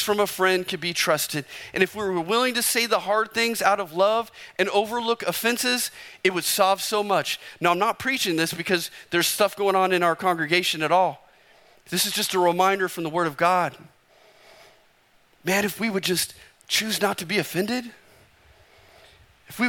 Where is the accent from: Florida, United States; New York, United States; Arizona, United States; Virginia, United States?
Arizona, United States; I'm from Arizona